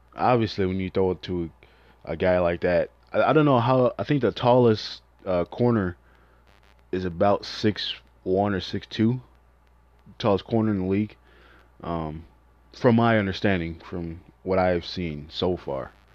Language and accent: English; Chicago, Illinois, United States; I'm from Chicago